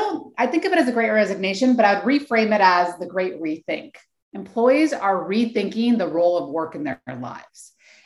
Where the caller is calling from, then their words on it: Oakland, California, United States; So I'm calling in from the San Francisco Bay Area, more specifically Oakland, California.